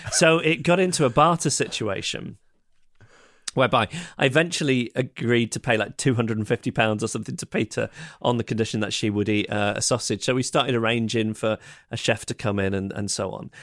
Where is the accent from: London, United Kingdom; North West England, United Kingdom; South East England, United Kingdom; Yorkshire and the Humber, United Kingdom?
North West England, United Kingdom; Manchester; I'm from Manchester